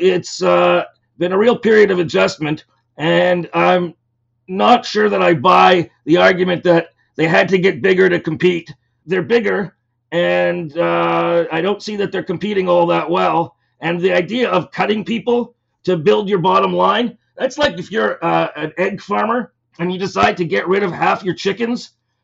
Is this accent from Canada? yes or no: yes; Toronto, Ontario, Canada